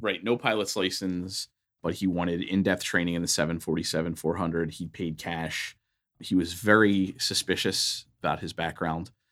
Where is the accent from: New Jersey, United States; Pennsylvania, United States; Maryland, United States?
Pennsylvania, United States; Philadelphia; I grew up in Philadelphia, Pennsylvania, on the East Coast.